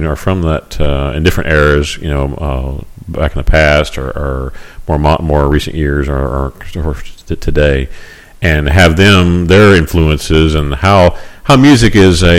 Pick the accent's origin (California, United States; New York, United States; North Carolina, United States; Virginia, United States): Virginia, United States; Virginia, my home state